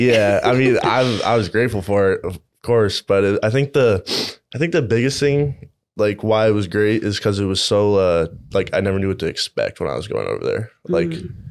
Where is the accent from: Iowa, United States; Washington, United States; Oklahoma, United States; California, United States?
Iowa, United States; Iowa City; I grew up in Iowa City, went to uh, City High